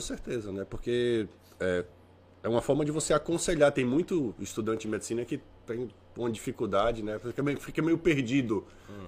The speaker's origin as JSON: {"language": "Portuguese", "region": "Paraíba", "country": "Brazil", "also_born_or_lived": "Fortaleza, Ceará / São Paulo", "moved": "yes", "said": "Eu sou cearense de história, né? De, de nascimento. Mas eu me considero mais paraibano, porque minha família toda é de João Pessoa. Eu só fui morar um tempo em Fortaleza e nasci lá, obviamente"}